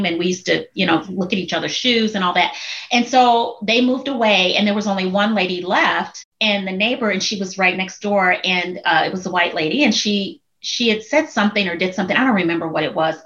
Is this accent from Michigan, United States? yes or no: no; Chicago, Illinois, United States; moved away as an adult; also born or lived in Minnesota; now in Texas, United States; I've born and raised in Chicago, moved to Minnesota, came to Texas